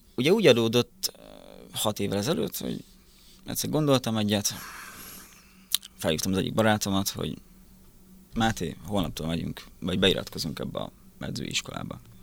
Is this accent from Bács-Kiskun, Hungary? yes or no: no; Szabolcs-Szatmár-Bereg, Hungary; moved away as an adult; also born or lived in Miskolc; now in Budapest, Hungary; Szabolcs megyében nőttem fel egy teljesen kis egyszerű faluba